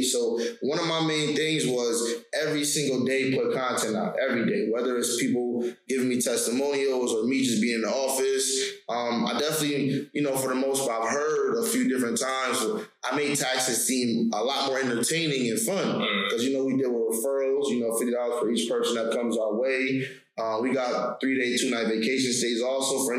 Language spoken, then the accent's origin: English; New York, United States; I'm from New York